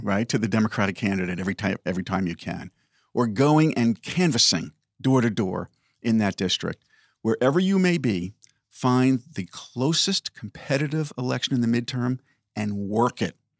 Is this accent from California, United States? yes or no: no; Oyster Bay, New York, United States; my own independent bookstore in my hometown of Oyster Bay